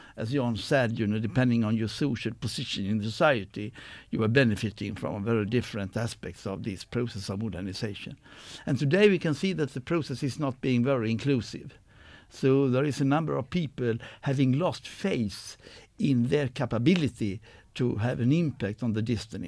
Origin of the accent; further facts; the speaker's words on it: Sweden; born and raised in Sweden